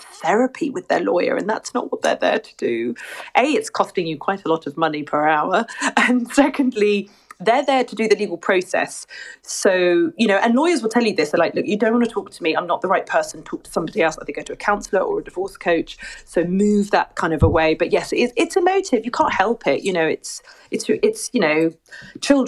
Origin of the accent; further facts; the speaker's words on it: Surrey, near Twickenham, South East England, United Kingdom; now in St Albans, United Kingdom; I was born and bred in the UK in Surrey, near Twickenham.